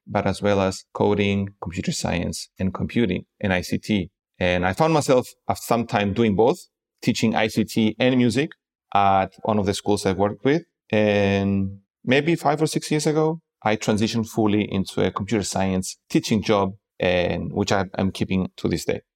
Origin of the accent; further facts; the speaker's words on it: Cyprus; moved away as an adult; also born or lived in Prague, Czech Republic; now in Lisbon, Portugal; I am originally from Cyprus